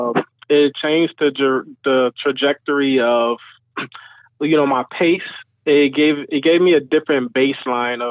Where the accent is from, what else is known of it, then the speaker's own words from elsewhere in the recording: Chicago, Illinois, United States; moved away as an adult; I'm away from my hometown, Chicago